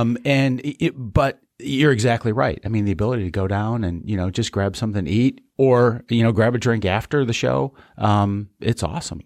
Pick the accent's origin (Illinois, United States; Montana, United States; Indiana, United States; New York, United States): Illinois, United States; Chicago; now in West Michigan, United States; Growing up in Chicago